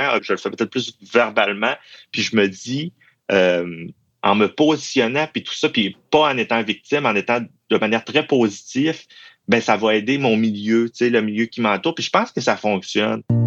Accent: Quebec, Canada; accent: Saguenay-Lac-Saint-Jean; j'ai un accent du Saguenay-Lac-Saint-Jean

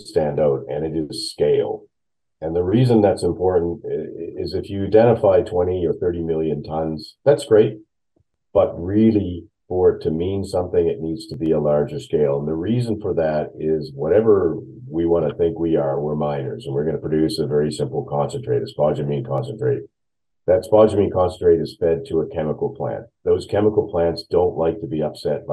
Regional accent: Nova Scotia, Canada; moved away as an adult; also born or lived in Queensland, Australia; So I grew up in Nova Scotia, studied geology

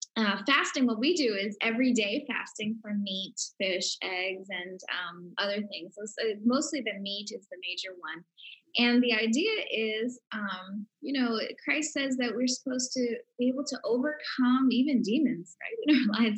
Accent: Philadelphia, Pennsylvania, United States; moved away as an adult; also born or lived in India; I was born and raised in Philadelphia.

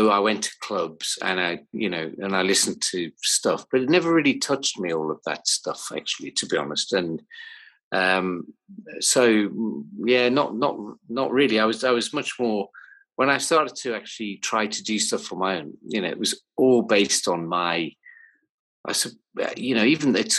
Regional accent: Newcastle upon Tyne, North East England, United Kingdom; where I grew up in Newcastle when I was about 14

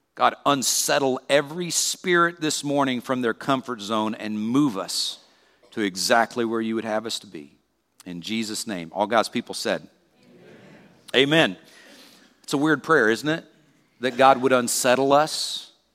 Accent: South Carolina, United States; moved away; also born or lived in Peoria; where I grew up in South Carolina

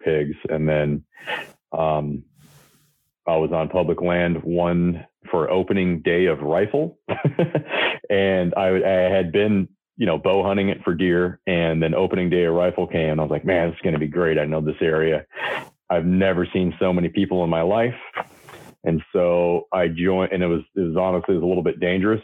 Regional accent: Michigan, United States; moved away as an adult; now in California, United States; I am originally from Michigan. I moved to, California, I think in 2003

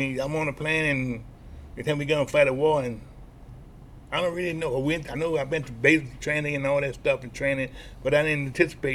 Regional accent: New Orleans, Louisiana, United States; I'm from New Orleans

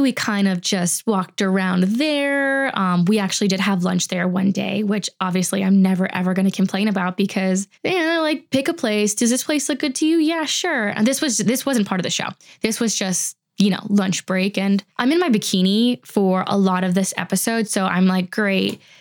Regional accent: United States; I'm just American

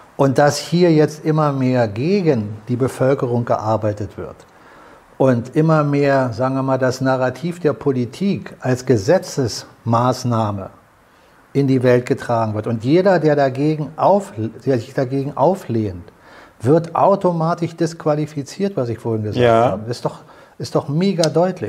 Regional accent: Germany; uns als Deutsche

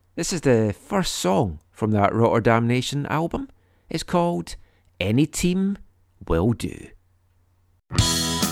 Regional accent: Scotland, United Kingdom; now in Canada; when I was growing up in Scotland in the seventies

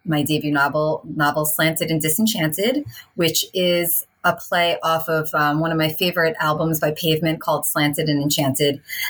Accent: New York City, New York, United States; accent: Long Island; moved away as an adult; also born or lived in Long Island / Paris, France; now in France; I'm born and raised in New York City in Chelsea, but my mom's from Long Island. So that's why I have the Long Island accent. My grandma's from Long Island. Near Mineola.

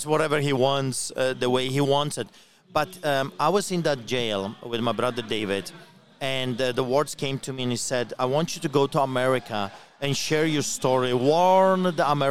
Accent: Poland; now in Canada; I grew up in Poland under Solidarity Movement

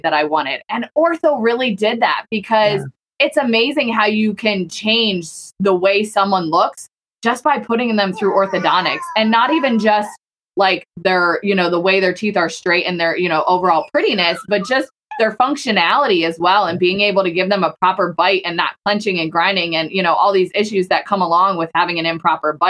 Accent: Pennsylvania, United States; moved away as an adult; also born or lived in Virginia; I'm from Pennsylvania, but then I moved to Virginia when I met my husband and then we lived there for a while

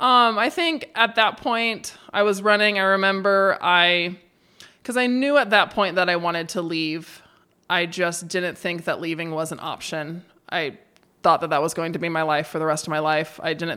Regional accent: Idaho, United States; born or raised there; moved away as an adult; now in Bend, United States

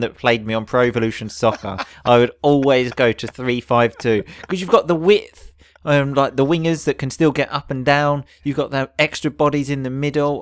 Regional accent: England, United Kingdom; we are English.

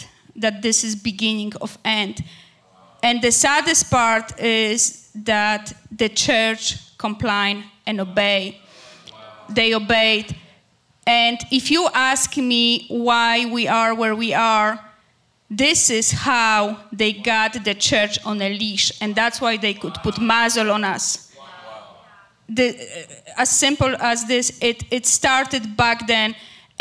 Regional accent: Poland; English is a second language; moved away as an adult; also born or lived in Greece; now in Canada; we emigrated from Poland to Canada through Greece for better future

